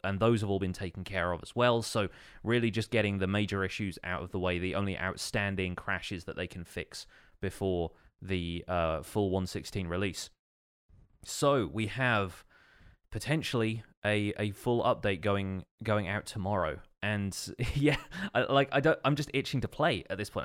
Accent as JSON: {"language": "English", "country": "United Kingdom", "said": "being British"}